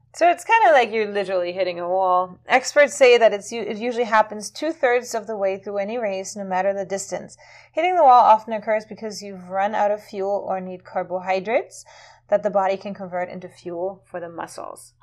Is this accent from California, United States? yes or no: yes; California, United States; now in Florida, United States; I come from California